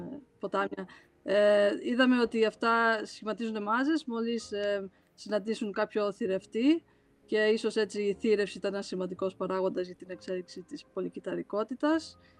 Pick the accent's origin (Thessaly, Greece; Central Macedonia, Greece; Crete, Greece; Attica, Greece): Crete, Greece; μεγαλώσαμε στην Κρήτη